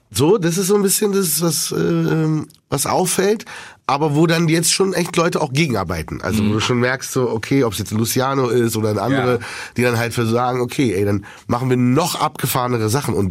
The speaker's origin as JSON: {"language": "German", "region": "Berlin", "country": "Germany", "said": "ich komme ja aus Berlin, ich kenne die Sonderallee"}